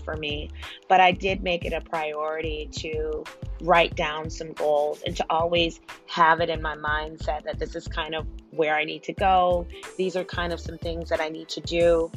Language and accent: English; United States; we're an American. We are in America